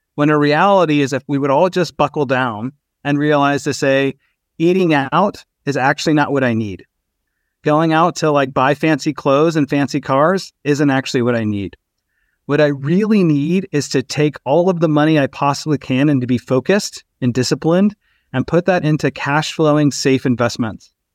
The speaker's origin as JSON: {"language": "English", "region": "Texas", "country": "United States", "tie": "born or raised there", "also_born_or_lived": "Albany, New York", "said": "I was actually raised in Texas"}